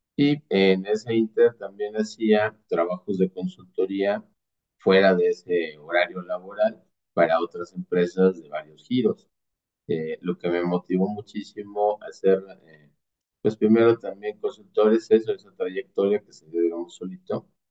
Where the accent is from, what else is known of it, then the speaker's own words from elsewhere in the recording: Mexico; also born or lived in near Mexico City; básicamente soy un mexicano, orgullosamente mexicano, vivo cerca de la Ciudad de México